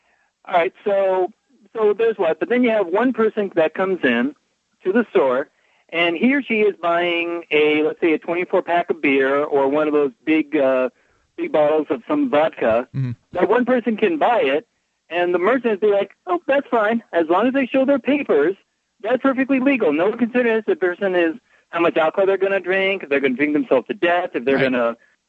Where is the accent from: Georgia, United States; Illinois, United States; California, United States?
Illinois, United States; Chicago; Now, I've only lived in Florida. I came from Chicago.